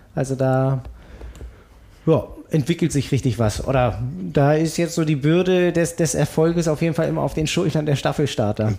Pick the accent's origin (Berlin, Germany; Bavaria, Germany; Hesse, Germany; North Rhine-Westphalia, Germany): Berlin, Germany; ich komme aus Berlin